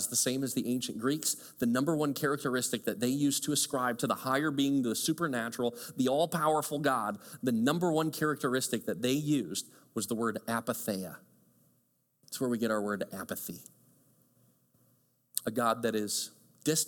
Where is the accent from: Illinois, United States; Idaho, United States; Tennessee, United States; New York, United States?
Illinois, United States; Chicago; moved away; also born or lived in small town in Michigan; I grew up in Chicago. I loved growing up in Chicago, kind of bustling suburb and subdivision